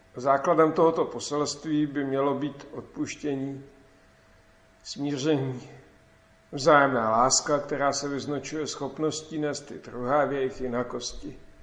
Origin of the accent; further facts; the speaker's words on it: Klatovy, Plzeň Region, Czechia; v mém rodném městě Klatovi